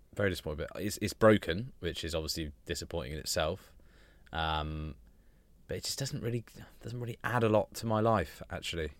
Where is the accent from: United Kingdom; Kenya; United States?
United Kingdom; we're British